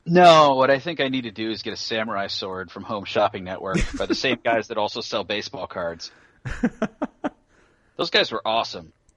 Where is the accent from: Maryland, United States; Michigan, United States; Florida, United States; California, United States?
California, United States; Marin County; Marin County, where I went to high school.